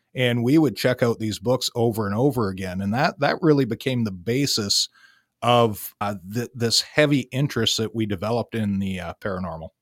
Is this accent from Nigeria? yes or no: no; Sault Ste. Marie, Michigan, United States; I am also from Sault Ste. Marie, Michigan